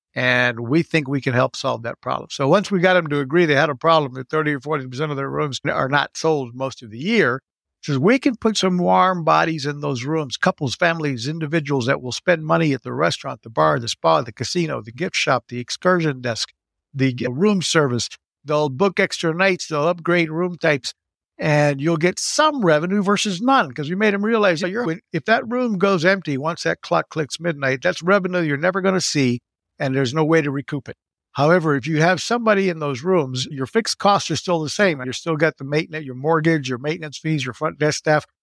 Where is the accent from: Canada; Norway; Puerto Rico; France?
Puerto Rico; also born or lived in Texas; growing up in Puerto Rico, I went to American private schools